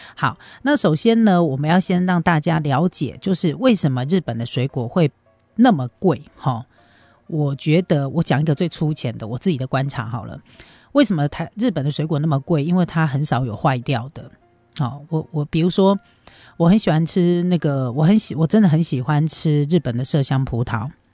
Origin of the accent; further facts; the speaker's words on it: Taiwan; 身为台湾人